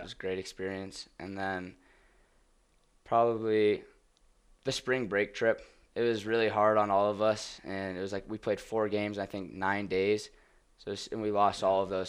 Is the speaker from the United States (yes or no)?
yes; Flower Mound, Texas, United States; moved away; I'm in a town called Flower Mound, uh, Flower Mound, Texas. It's about twenty minutes north of Dallas